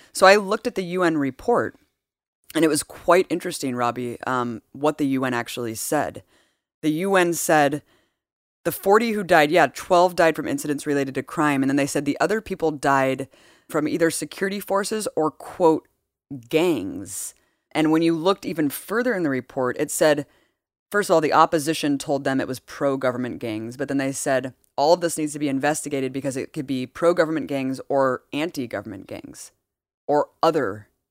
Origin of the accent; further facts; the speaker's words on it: United States; as American citizens